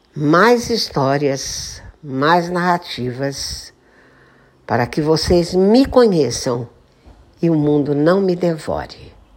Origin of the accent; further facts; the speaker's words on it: Santa Rita do Passa Quatro, São Paulo, Brazil; moved away as an adult; also born or lived in Osasco; na cidade de Santa Rita do Passa Quatro pois esse é um pedacinho da minha história de vida, de uma infância feliz e de uma adolescência